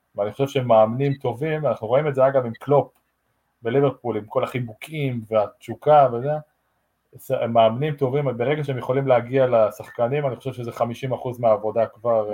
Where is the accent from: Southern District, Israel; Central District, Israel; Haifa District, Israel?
Haifa District, Israel; Maccabi Haifa; moved away as an adult; also born or lived in England; now in Las Vegas, United States; אמרתי למכבי חיפה, גדלתי שם